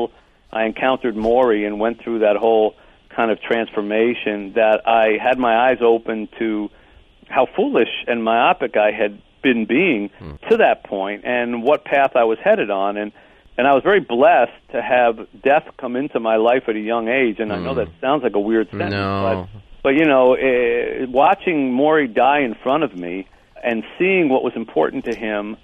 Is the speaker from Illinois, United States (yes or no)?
no; Philadelphia, Pennsylvania, United States; as a kid growing up in Philadelphia